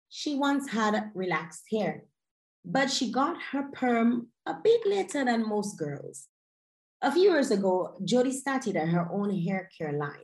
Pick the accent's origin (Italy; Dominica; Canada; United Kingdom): Dominica; I was raised in the Caribbean on an island called Dominica